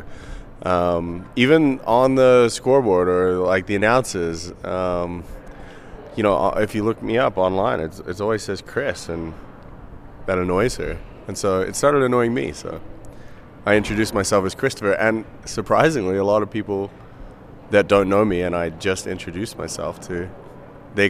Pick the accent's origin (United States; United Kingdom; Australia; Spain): Australia; moved away as an adult; now in Canada; I was born in Australia